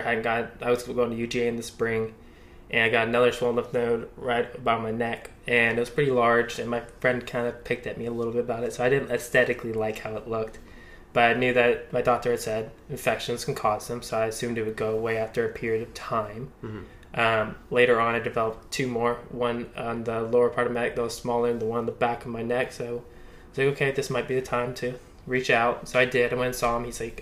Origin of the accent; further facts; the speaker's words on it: Athens, Georgia, United States; now in Charlotte, United States; I'm from Athens, Georgia